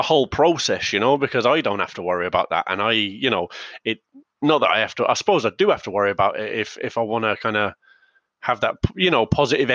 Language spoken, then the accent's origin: English; England, United Kingdom; now in Ireland; when I was growing up in England, it was no blacks, no dogs, no Irish